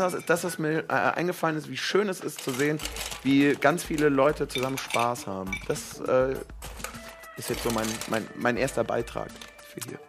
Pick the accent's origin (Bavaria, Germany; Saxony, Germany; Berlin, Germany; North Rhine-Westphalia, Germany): North Rhine-Westphalia, Germany; Cologne; ich bin ja Kölner